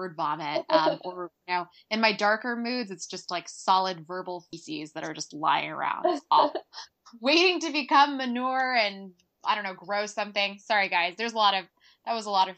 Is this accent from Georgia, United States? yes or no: yes; Atlanta, Georgia, United States; I'm from Atlanta